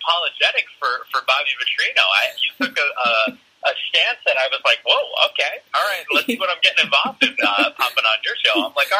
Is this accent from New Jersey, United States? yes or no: yes; New Jersey, United States; moved away as an adult; also born or lived in New York; now in West Coast, United States; I grew up on the East Coast. I grew up in the Northeast, a Jersey guy.